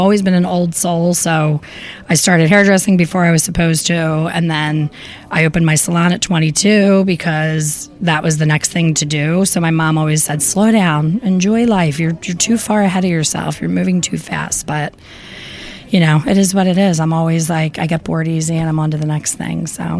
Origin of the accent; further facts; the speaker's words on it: Philadelphia, Pennsylvania, United States; This is my hometown, Philly.